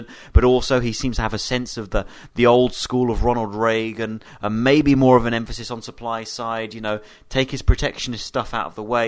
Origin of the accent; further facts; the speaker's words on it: United Kingdom; I'm British and I'm a British citizen